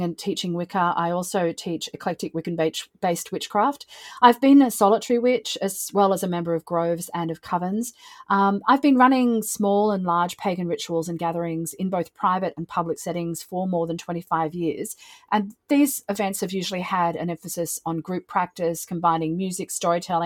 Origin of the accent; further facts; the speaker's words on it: Australia; I am also Australian